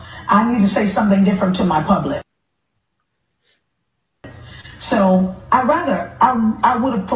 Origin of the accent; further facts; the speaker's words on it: Houston, Texas, United States; …, who we're both from Houston, Texas